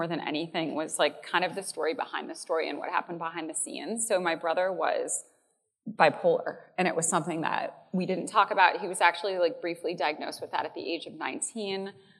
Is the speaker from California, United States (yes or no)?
no; Chicago, Illinois, United States; I am from Chicago.